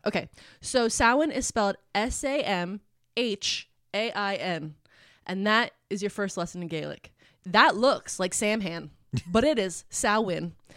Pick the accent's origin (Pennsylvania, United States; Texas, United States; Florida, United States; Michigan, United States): Pennsylvania, United States; Philadelphia; Where I grew up in Philly is, like, all row homes